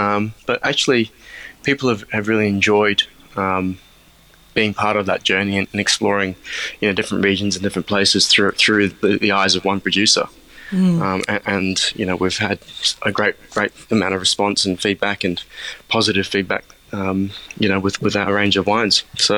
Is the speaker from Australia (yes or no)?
yes; Australia; Yes, yes, yes. Well, they've done that with a few others as well.